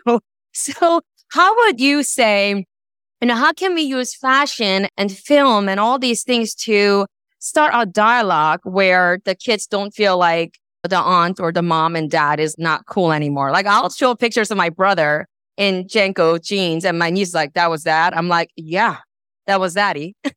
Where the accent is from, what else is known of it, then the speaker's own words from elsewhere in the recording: New York, United States; I'm from New York